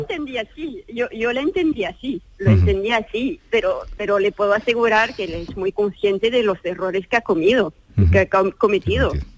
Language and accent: Spanish; France; hablo como francesa, francesa